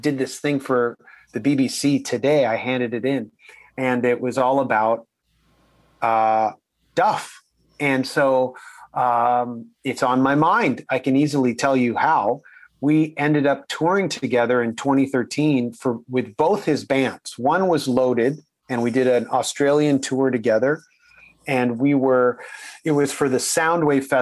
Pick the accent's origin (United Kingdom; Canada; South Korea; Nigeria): Canada; we're all Canadian